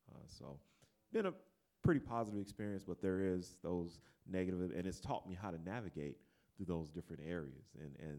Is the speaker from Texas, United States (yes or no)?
yes; Jasper, Texas, United States; that was in my hometown